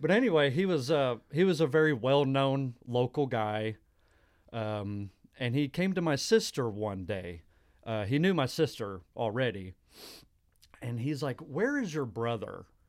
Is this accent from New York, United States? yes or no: no; Dallas, Texas, United States; moved away as an adult; also born or lived in New Mexico; I lived in New Mexico, the state of New Mexico, for about three years, and I'm from the Dallas area originally